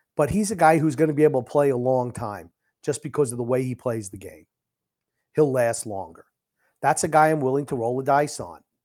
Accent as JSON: {"language": "English", "region": "New York", "country": "United States", "said": "I'm a New Yorker."}